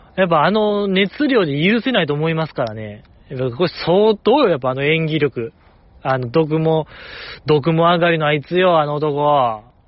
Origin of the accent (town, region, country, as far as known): Kansai, Japan; accent: Kansai-ben